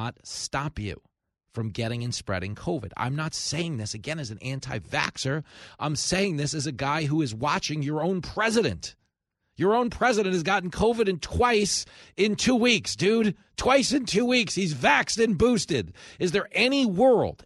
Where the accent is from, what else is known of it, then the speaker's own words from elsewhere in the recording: Long Island, New York, United States; from Long Island